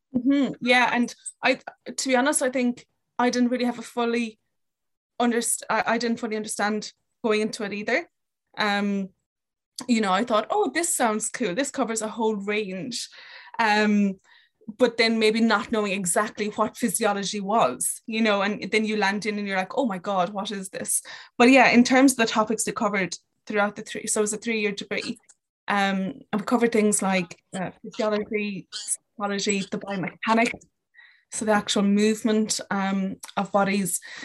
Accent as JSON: {"language": "English", "area": "Kerry", "region": "Munster", "country": "Ireland", "tie": "born or raised there", "also_born_or_lived": "London, United Kingdom / Dublin, Ireland", "moved": "as an adult", "said": "I am from Kerry, grew up in Kerry, um, until I moved to London"}